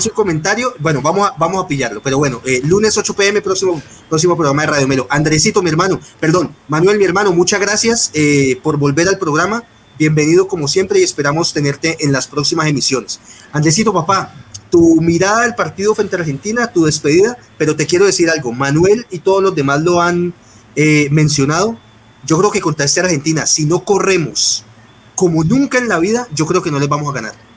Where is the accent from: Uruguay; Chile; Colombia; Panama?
Colombia; como buenos colombianos